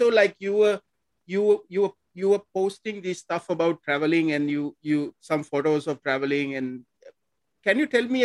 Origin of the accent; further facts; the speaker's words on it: Sri Lanka; also born or lived in Singapore; now in Philippines; I was born in Sri Lanka. So I'm now living in Philippines.